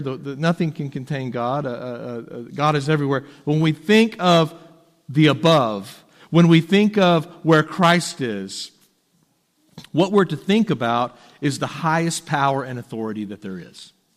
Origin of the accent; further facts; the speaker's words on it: Texas, United States; moved away as an adult; also born or lived in Tennessee; as a Texan